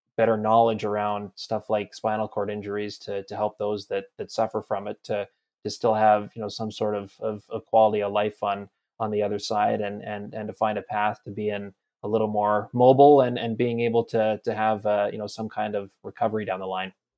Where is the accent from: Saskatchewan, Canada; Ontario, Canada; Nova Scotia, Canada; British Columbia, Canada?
British Columbia, Canada; Campbell River; I'm from Campbell River, B C